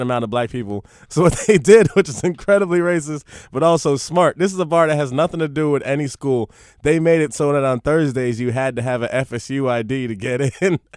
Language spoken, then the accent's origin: English; Miami, Florida, United States; also born or lived in Palm Beach; I was in Miami till the end of middle school and then Palm Beach, which is like an hour north of Miami